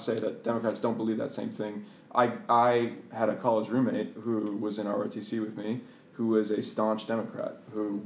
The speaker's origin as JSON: {"language": "English", "town": "Boston", "region": "Massachusetts", "country": "United States", "tie": "born or raised there", "moved": "as an adult", "lives_now": "Bethesda, United States", "said": "I spent the majority of my life in Boston, very, very liberal area"}